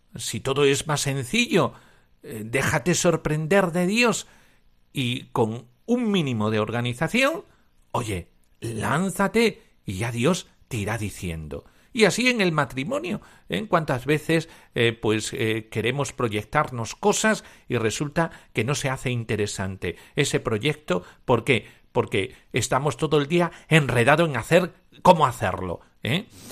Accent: Cáceres, Extremadura, Spain; Yo como soy extremeño y de Cáceres

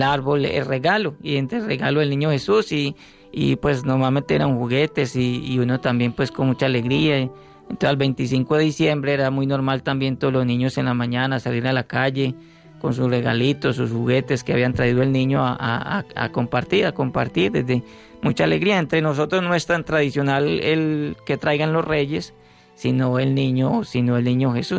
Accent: Medellín, Antioquia, Colombia; moved away; also born or lived in Urabá; yo soy de Medellín, cultura cultura paisa

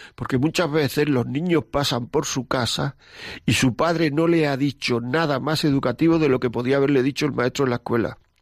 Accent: Granada, Andalusia, Spain; moved away; de Granada, de mi tierra

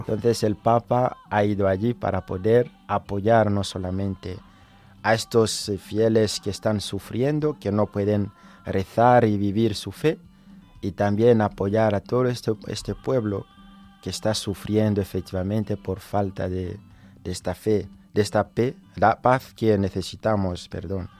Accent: Bukavu, South Kivu, DR Congo; moved away as an adult; now in Madrid, Spain; soy de Bukavu, y Goma es cerca de Bukavu

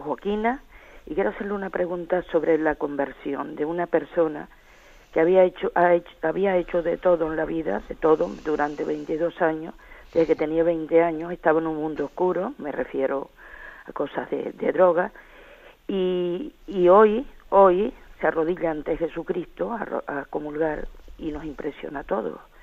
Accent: Tenerife, Canary Islands, Spain; soy de Tenerife, del nordeste de este Tenerife

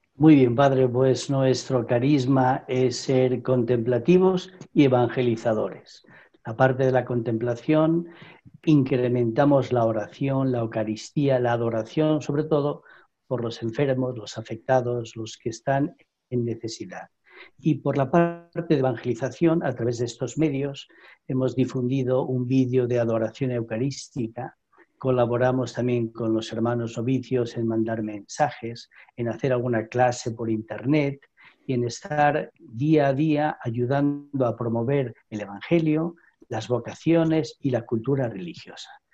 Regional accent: Madrid, Community of Madrid, Spain; Yo soy madrileño, nacido en el barrio del Retiro, hace muchos años

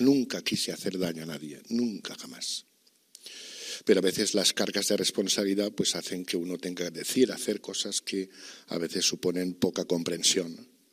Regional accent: Archdiocese of Valencia, Valencian Community, Spain; esta diócesis de la que soy, de la que siempre seré, porque es mi tierra y es mi vida

